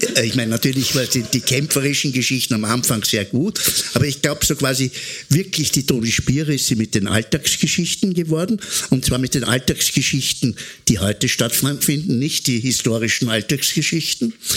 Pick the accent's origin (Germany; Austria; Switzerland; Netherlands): Austria; was wir Österreicher sind